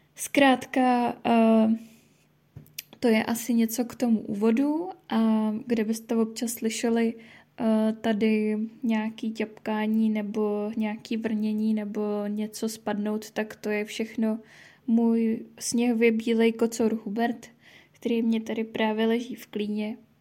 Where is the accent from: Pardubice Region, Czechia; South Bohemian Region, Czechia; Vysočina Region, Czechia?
Pardubice Region, Czechia; Pardubice; jsem z Pardubic